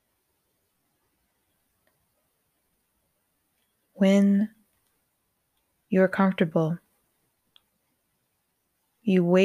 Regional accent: Colorado, United States; Growing up in Colorado

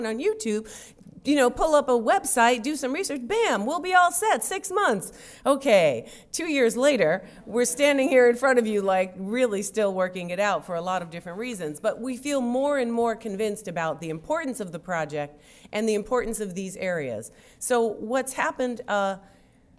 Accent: New York, United States; I am from New York and we do everything fast

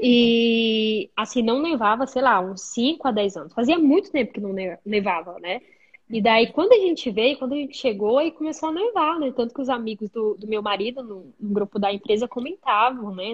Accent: Benjamin Constant, Amazonas, Brazil; moved away as an adult; also born or lived in Manaus, Brazil; now in Germany; sou do interior do Amazonas, uma cidade bem pequenininha chamada Benjamin

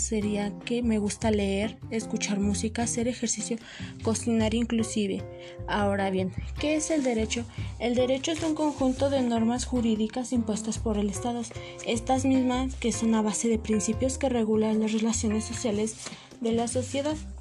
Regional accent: Mexico City, Mexico; now in Atlacomulco, Mexico; Nací en la Ciudad de México, de delegación Magdalena Contreras. Actualmente resido en Atlacomulco.

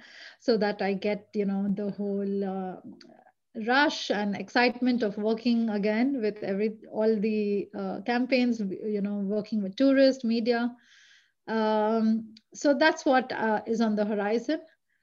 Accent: India; English is a second language; now in Sweden; I mean, the fact that I moved from India to Sweden, I never looked back. It was a huge leap of faith.

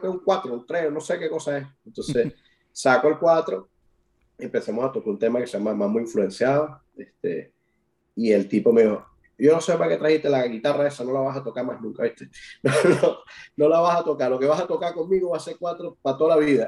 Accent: Venezuela; now in Ireland; uno tiene como, venezolano

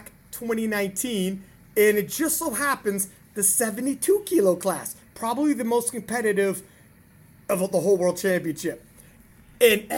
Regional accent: Canada; as a Canadian

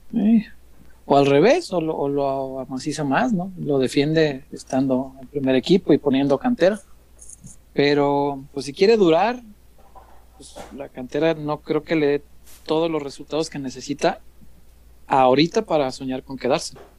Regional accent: Mexico; yo crecí en la colonia Morelos

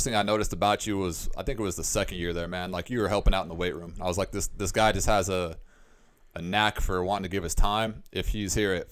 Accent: Utah, United States; also born or lived in Nebraska / Colorado; my home state of Utah, because that's where I mainly grew up

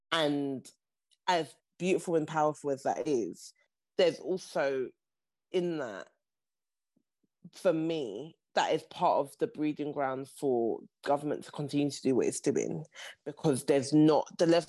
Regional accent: Nigeria; And I think that part of like being Nigerian, something that I have seen time and time over about this part of the world and these people is that they will manage.

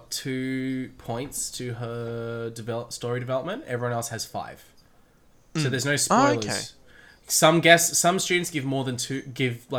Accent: Australia; As three Australian boys having a podcast

